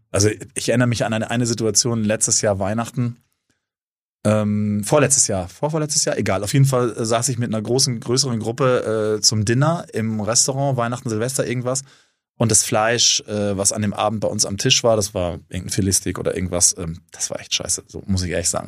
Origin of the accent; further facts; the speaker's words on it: North Rhine-Westphalia, Germany; also born or lived in Cape Town; now in Hamburg, Germany; Ich bin eigentlich Ostwestfale.